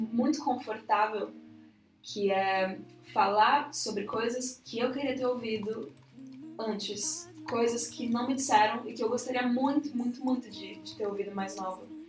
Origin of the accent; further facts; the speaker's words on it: São Paulo, Brazil; also born or lived in Jaraguá, São Paulo; Eu sou de Pirituba City. Mas atualmente estou morando no Jaraguá, que não é muito distante